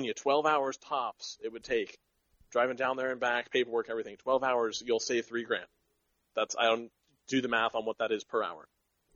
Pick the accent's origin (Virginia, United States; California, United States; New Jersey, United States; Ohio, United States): California, United States; hometown north of Sacramento; up here, up in my hometown